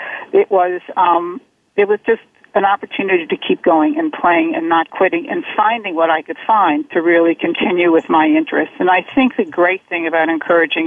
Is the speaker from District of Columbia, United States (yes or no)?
yes; Washington, District of Columbia, United States; I grew up in Washington, D.C., so I guess being a native Washingtonian